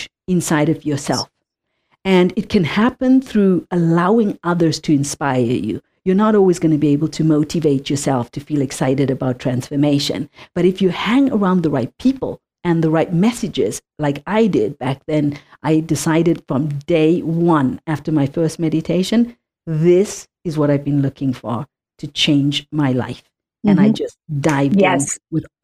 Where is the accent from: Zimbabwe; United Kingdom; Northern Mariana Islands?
Zimbabwe; moved away; I come from Zimbabwe, I come from Africa, I come from a childhood of apartheid